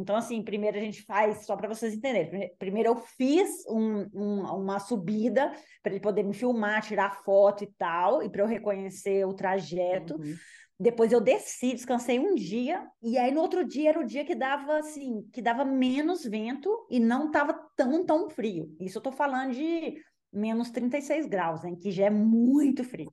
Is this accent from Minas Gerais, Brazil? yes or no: yes; Belo Horizonte, Minas Gerais, Brazil; moved away as an adult; also born or lived in French Alps, France; now in France; eu sou mineira, eu sou de Belo Horizonte, então é, eu moro hoje na França, nos Alpes franceses